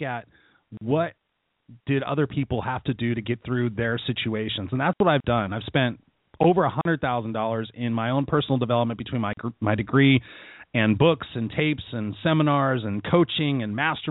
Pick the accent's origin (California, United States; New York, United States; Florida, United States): California, United States; Inglewood; I was born in Inglewood, California, here in Southern California